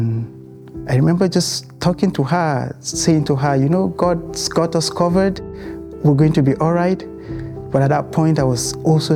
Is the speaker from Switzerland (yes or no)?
no; Nigeria; moved away as an adult; also born or lived in United Kingdom; now in Canada; we moved from Nigeria, a place where we were born and raised, to the United Kingdom